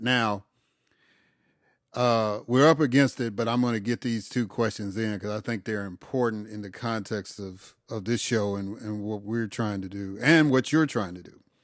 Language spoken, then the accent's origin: English; Chicago, Illinois, United States; moved away; also born or lived in Atlanta / Mississippi; I've lived in Atlanta. I grew up in Chicago. I lived in Mississippi for thirty-some years